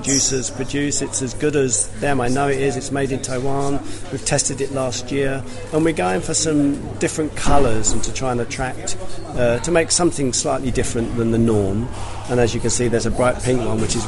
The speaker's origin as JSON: {"language": "English", "region": "London", "country": "United Kingdom", "said": "originally from Wimbledon, and I'm in South West London"}